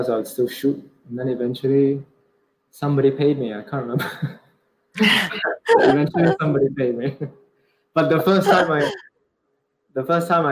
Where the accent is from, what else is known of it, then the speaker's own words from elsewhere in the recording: Singapore; moved away as an adult; also born or lived in London; the way I was brought up in Singapore